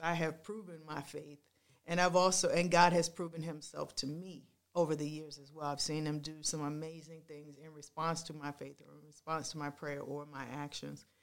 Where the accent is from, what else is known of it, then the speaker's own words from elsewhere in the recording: Washington, District of Columbia, United States; I grew up in Washington, D C, in that area. That's where I was born